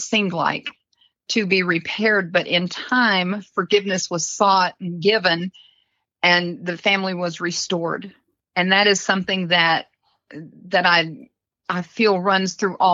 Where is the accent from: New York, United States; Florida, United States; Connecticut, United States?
Florida, United States; Kissimmee; I grew up in Kissimmee. Well, my middle school and high school years were in Kissimmee, Florida.